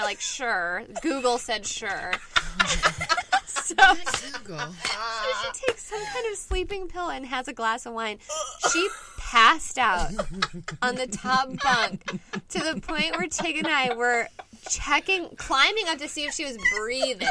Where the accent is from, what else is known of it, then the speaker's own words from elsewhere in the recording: Inland Orange County, California, United States; also born or lived in Buffalo, New York; I'm from here. I lived in Buffalo, New York for a little bit, but mainly here in um, Inland Orange County